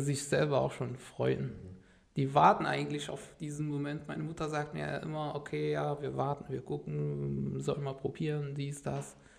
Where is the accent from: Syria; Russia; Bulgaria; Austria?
Syria; Damascus, Damascus Governorate; first language Arabic; German is a second language; moved away as an adult; now in Germany; bei meinen Eltern in Damaskus, wo ich herkomme